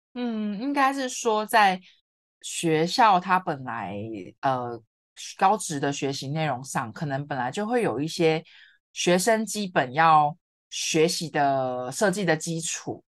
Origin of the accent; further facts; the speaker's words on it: Kaohsiung, Taiwan; moved away as an adult; also born or lived in Yunlin / Taipei; 我之前都是在高雄嘛，因为我是高雄人，是。然后在云林读书